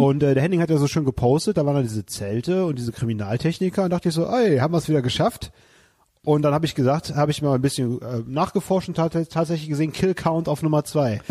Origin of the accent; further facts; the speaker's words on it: Leverkusen, North Rhine-Westphalia, Germany; bei uns in Leverkusen